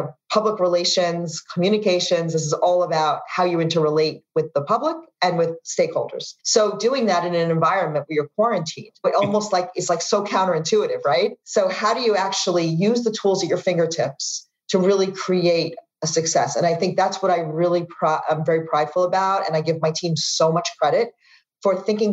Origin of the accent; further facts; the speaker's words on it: New York, United States; moved away; as a New Yorker